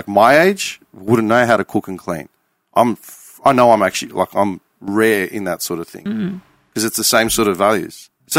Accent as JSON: {"language": "English", "town": "Clayton", "region": "Victoria", "country": "Australia", "tie": "born or raised there", "said": "I was born in 84 and I grew up in Clayton."}